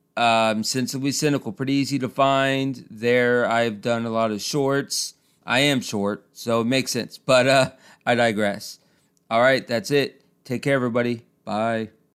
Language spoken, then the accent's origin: English; Orlando, Florida, United States; now in Pensacola, United States; I grew up in Orlando